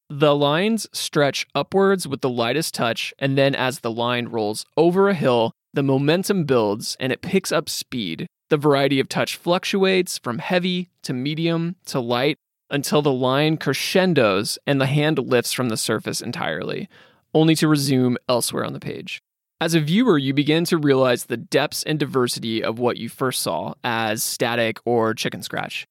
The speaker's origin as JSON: {"language": "English", "region": "Midwest", "country": "United States", "tie": "born or raised there", "said": "I grew up in the Midwest"}